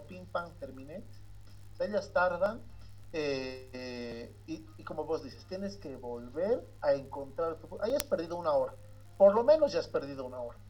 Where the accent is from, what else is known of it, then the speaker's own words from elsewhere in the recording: Bolivia; now in La Paz, Bolivia; nosotros estamos en La Paz, somos bolivianos